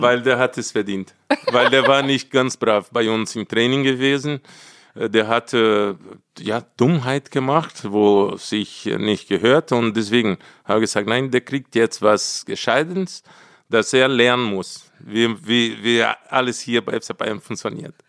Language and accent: German; Brazil; German is a second language; moved away as an adult; now in Munich, Germany; Ich will jetzt endlich zurück nach Brasilien, zu meiner Heimat, mein Land